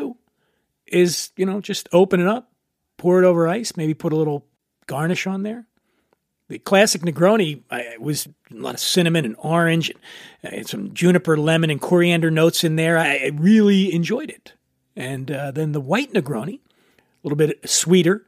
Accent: Philadelphia, Pennsylvania, United States; Philadelphia, where I grew up

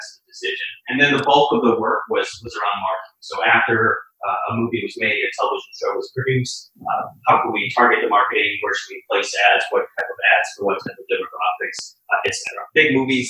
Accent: Canada; moved away as an adult; also born or lived in Boston; I grew up in Canada

